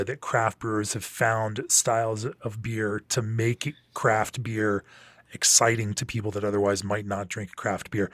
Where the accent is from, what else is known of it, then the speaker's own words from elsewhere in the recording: Orlando, Florida, United States; moved away as an adult; also born or lived in Memphis, Tennessee; I grew up in Orlando, Florida